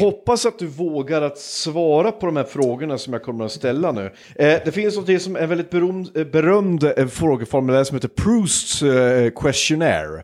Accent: Hudiksvall, Gävleborg County, Sweden; min hemstad Hudiksvall

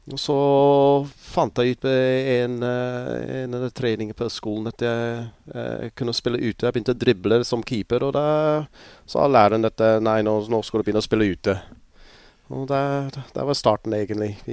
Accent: Pontypridd, Wales, United Kingdom; born there; also born or lived in Scotland / St Helena; jeg er født i Pontypris, så flyttet jeg til eh, Skottland eh, i ett og et halvt år. Og så flyttet jeg til en øye som heter St. Helene.

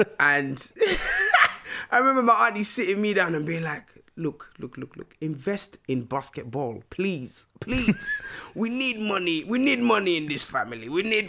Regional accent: Nigeria; like they really wanted us to learn about like our motherland, like, you know, so I'm from Nigeria.

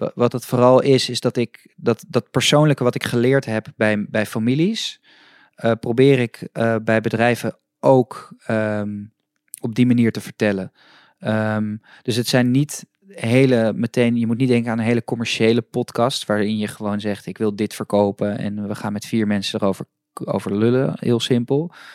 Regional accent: Amsterdam, North Holland, Netherlands; ik kom uit Amsterdam en ik fiets iedere ochtend naar mijn, naar, naar mijn studio door het Vondelpark

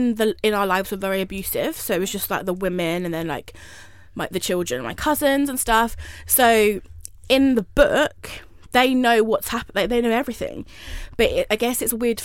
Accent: High Wycombe, South East England, United Kingdom; moved away; I'm from like a small town called High Wycombe

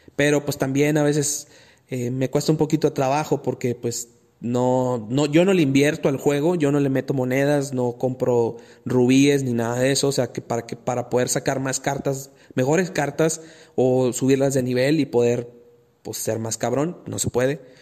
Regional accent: Monterrey, Nuevo León, Mexico; los que somos de Monterrey

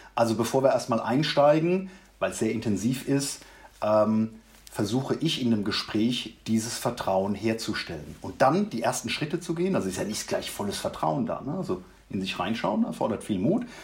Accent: Mannheim, Baden-Württemberg, Germany; now in Ruppertshain, Germany; Ich komme ursprünglich aus Mannheim

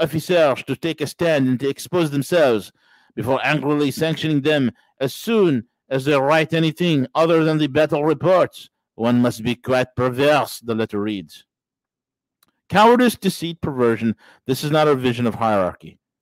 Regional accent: New York, United States; As a New Yorker

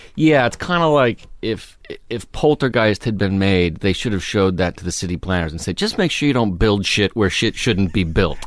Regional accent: Los Angeles, California, United States; I grew up in Studio City

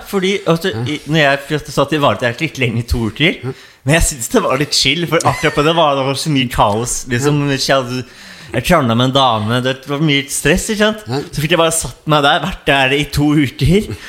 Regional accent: Oslo, Norway; jeg er jo fra, fra Oslo, mm. eh, nærmere Hovseter-området

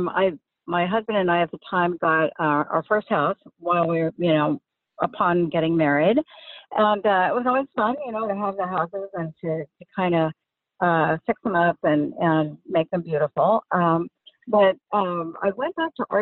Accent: Seattle, Washington, United States; moved away as an adult; also born or lived in Bellevue; now in California, United States; I grew up in the Seattle area. I went to high school in Sammamish High School in Bellevue.

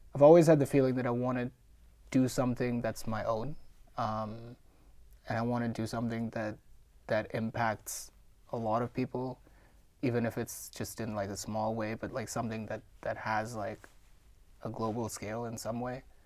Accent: Mumbai, Maharashtra, India; moved away; I'm born and raised in India

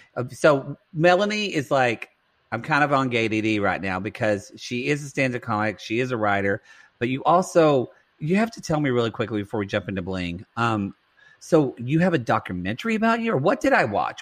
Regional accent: Oklahoma, United States; accent: Southern; moved away; the mall in my hometown, I've said before, is named Mountain View Mall when we have no mountains

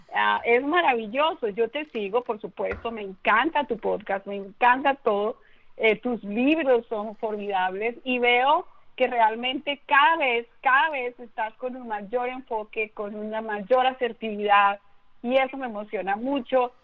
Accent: Bogotá, Colombia; yo soy colombiana eh, de nacimiento, nací en Bogotá

